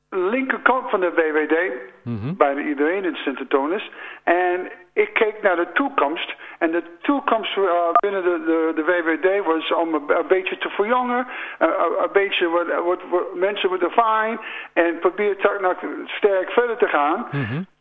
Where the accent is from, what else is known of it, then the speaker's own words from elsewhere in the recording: United States; Dutch is a second language; now in Landhorst, Netherlands; ik woon hier al 35 jaar, maar ik ben een geboren Amerikaan.